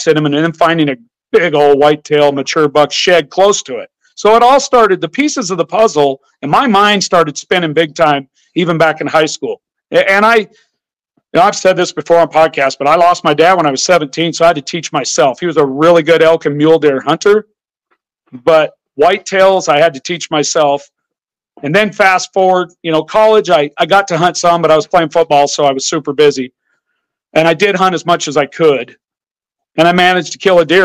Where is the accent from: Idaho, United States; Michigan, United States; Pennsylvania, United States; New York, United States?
Idaho, United States; also born or lived in Montana; I grew up in Idaho where there was no feeding, no baiting allowed.